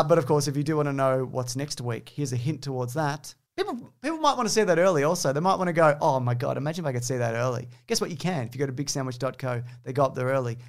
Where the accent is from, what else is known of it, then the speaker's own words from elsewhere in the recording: New Zealand; I'm from New Zealand